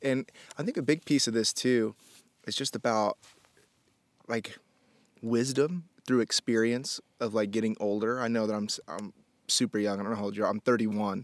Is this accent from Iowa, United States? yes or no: no; Indianapolis, Indiana, United States; moved away; also born or lived in Miami; I was born in Miami, and then we moved to Indianapolis when I was a kid